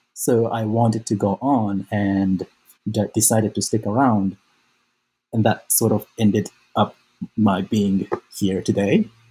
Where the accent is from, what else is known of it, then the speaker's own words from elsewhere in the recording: Osaka, Japan; moved away as an adult; I was born and raised in Japan. Um, I grew up mostly in Osaka